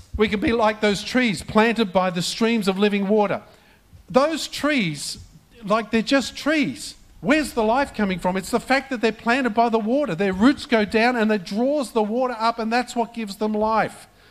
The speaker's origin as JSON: {"language": "English", "country": "Australia", "tie": "born or raised there", "said": "this is not the Australia that I grew up"}